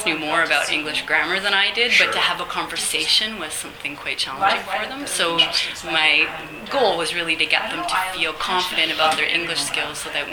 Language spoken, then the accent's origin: English; Ontario, Canada; also born or lived in Ethiopia; now in Vancouver, Canada; I'm from Vancouver. Well, originally from Ontario, but I lived in Vancouver for a long time